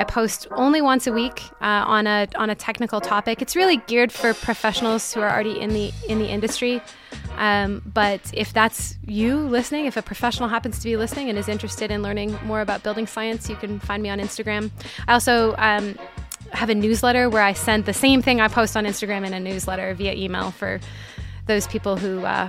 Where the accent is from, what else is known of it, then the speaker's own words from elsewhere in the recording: Canada; I'm Canadian.